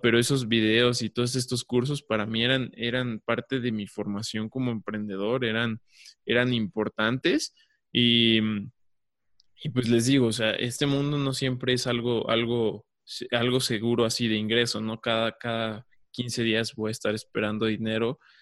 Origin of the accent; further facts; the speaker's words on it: Mexico; yo estoy aquí en México